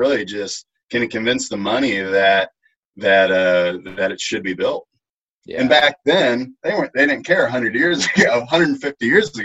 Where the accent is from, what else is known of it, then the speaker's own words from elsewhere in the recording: Texas, United States; moved away as an adult; also born or lived in Colorado; now in Atlanta, United States; growing up in Texas